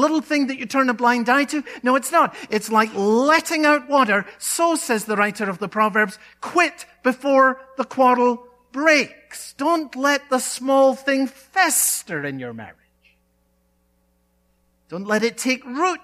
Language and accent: English; Scotland, United Kingdom; a boy growing up in Scotland